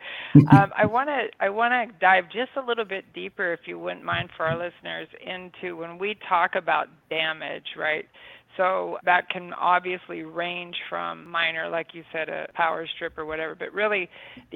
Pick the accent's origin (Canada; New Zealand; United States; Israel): United States; also born or lived in Florida; I'm from Amish country